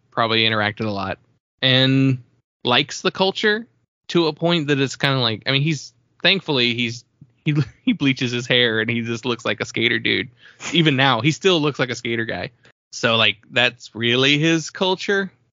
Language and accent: English; California, United States; I mean that probably just comes from growing up in SoCal and just being in Southern California your entire life.